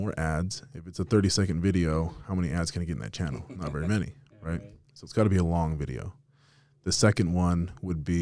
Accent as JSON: {"language": "English", "town": "Las Vegas", "region": "Nevada", "country": "United States", "tie": "born or raised there", "moved": "yes", "lives_now": "Utah, United States", "said": "I'm from Vegas originally, and I still go back all the time"}